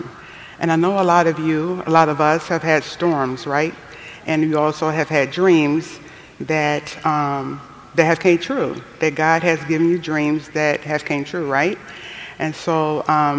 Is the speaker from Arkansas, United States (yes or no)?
no; Cleveland, Ohio, United States; moved away; also born or lived in Uchee Pines; I'm from Cleveland, Ohio